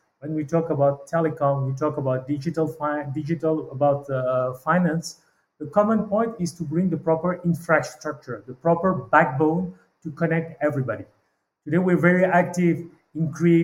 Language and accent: English; Madagascar; moved away as an adult; also born or lived in Paris; Born in Madagascar 47 years ago